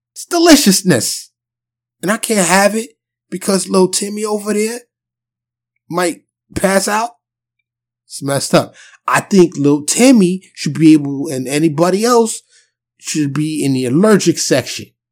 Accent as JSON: {"language": "English", "town": "New York City", "region": "New York", "country": "United States", "tie": "born or raised there", "also_born_or_lived": "Dallas suburb, Texas", "moved": "as an adult", "lives_now": "Dallas, United States", "said": "I'm born and raised in New York City, but I live in Texas now"}